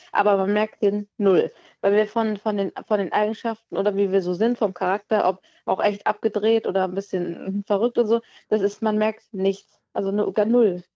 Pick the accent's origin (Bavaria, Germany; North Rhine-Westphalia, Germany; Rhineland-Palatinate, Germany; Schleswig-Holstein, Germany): Schleswig-Holstein, Germany; near Kiel; ich bin ja aus der Nähe von Kiel